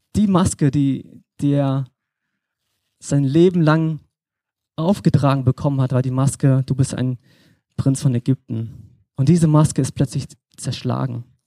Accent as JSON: {"language": "German", "region": "Berlin", "country": "Germany", "moved": "yes", "said": "ich komme aus Berlin, bin jetzt hier ehrenamtlich in der Gemeinde mit am Start"}